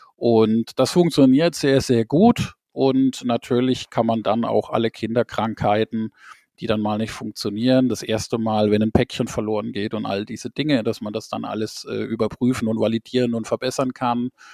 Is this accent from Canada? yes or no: no; Rhineland-Palatinate, Germany; Ich bin in der Pfalz geboren.